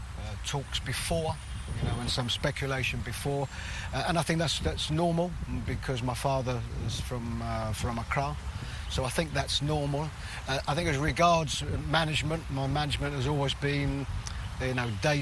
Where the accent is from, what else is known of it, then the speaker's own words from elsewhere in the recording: London, United Kingdom; I was born and brought up in London, England